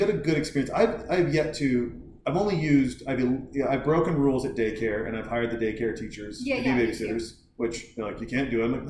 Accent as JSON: {"language": "English", "town": "Helena", "region": "Montana", "country": "United States", "tie": "born or raised there", "said": "when I was growing up in Helena, Montana, we had random babysitters."}